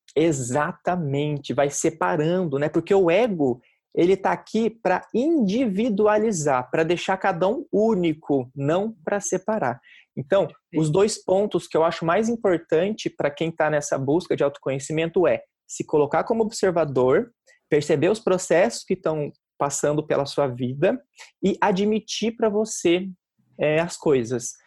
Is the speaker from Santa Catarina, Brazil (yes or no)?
no; Curitiba, Paraná, Brazil; moved away as an adult; now in São Paulo, Brazil; quando eu estava me mudando para São Paulo, que eu fui criado em Curitiba